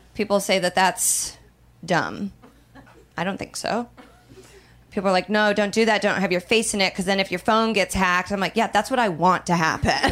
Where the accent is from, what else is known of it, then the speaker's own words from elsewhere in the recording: Midwest, United States; I'm from the Midwest.